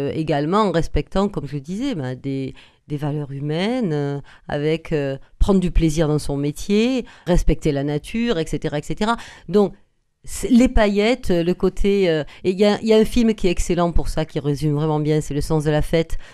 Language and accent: French; Agen, Nouvelle-Aquitaine, France; On est nés à Agen tous les deux